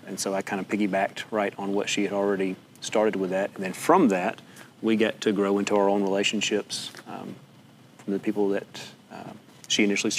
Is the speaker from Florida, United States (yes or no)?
no; East Tennessee, United States; me growing up in East Tennessee and then kind of living all around that, whether it be East, Middle, or West, and now back into Middle